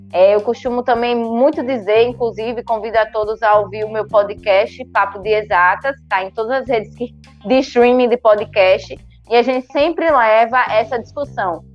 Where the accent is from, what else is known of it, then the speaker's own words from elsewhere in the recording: São Miguel dos Campos, Alagoas, Brazil; eu sou do interior de Alagoas, sou de São Miguel dos Campos